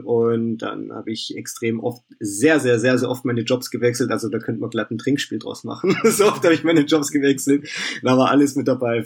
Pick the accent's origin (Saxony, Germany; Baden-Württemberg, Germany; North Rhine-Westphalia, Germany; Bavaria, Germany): Baden-Württemberg, Germany; Vaihingen an der Enz; Ich komme hier aus dem Stuttgarter Raum, aus Feingen an der Ends